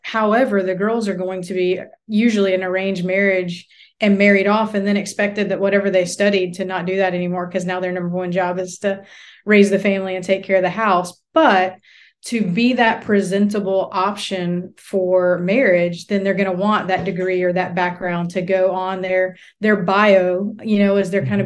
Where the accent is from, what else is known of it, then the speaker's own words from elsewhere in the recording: United States; moved away as an adult; now in South Asia; as an American